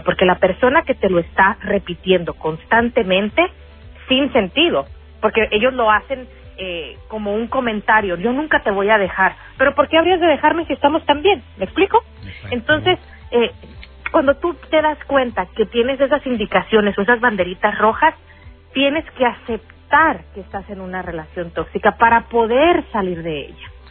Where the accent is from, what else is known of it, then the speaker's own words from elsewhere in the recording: Sonora, Mexico; accent: sonorense; now in Chicago, United States; Como decimos en Sonora, yo soy sonorense